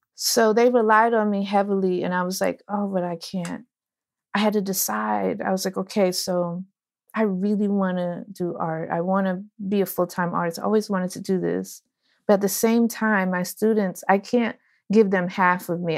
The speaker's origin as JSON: {"language": "English", "town": "Orange", "region": "New Jersey", "country": "United States", "said": "I am from New Jersey, Orange, New Jersey, but my father's from Ghana and my mother's from New Orleans"}